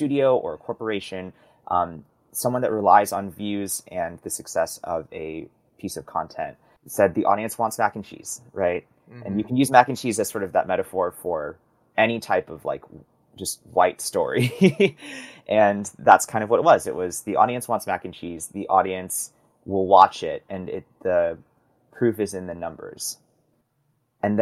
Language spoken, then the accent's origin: English; Midwest, United States; I grew up in the Midwest